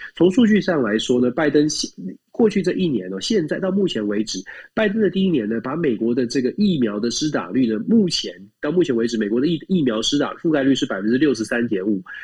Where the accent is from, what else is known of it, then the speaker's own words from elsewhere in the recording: Taiwan; now in United States; 我们是台湾来的